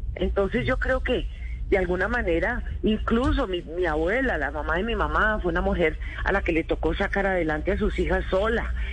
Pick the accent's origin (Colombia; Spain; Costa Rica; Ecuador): Colombia